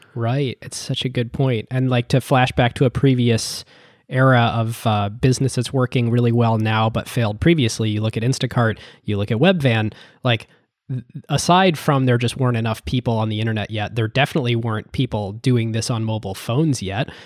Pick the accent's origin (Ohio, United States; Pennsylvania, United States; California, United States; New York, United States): Ohio, United States; when I was growing up in Ohio